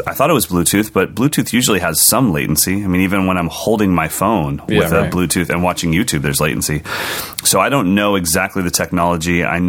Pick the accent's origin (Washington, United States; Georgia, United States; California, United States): California, United States; as an American, especially a Californian